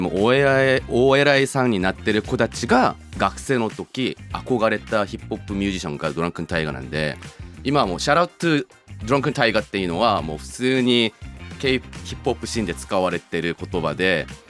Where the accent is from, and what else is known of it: Seoul, South Korea; born or raised there; moved away